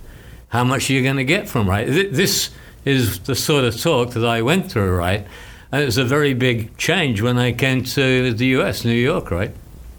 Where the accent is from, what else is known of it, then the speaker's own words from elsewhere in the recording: Canberra, Australian Capital Territory, Australia; moved away; When I came from Australia many years ago, I moved from the capital of Australia, which is called Canberra, and it's about the same size as Gainesville